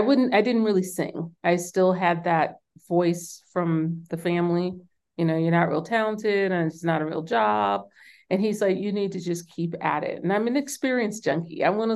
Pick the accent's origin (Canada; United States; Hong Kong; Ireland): United States; New York City, New York; because they were from the South and I was born and raised in New York City.